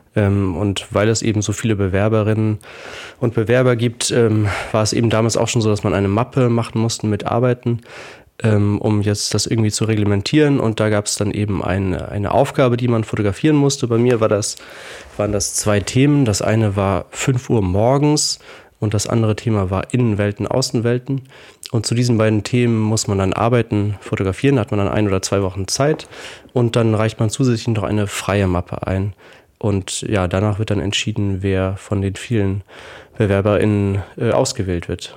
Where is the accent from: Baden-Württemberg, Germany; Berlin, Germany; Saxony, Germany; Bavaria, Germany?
Baden-Württemberg, Germany; Heidelberg; ich bin in Heidelberg aufgewachsen und habe dort Abitur gemacht